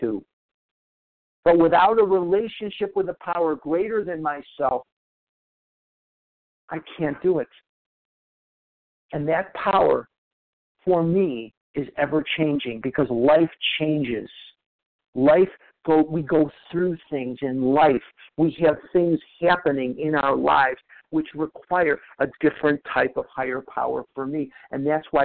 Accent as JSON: {"language": "English", "town": "Chicago", "region": "Illinois", "country": "United States", "tie": "born or raised there", "moved": "yes", "lives_now": "Scottsdale, United States", "said": "I live in Scottsdale, Arizona now, but I was born and raised in Chicago, Illinois."}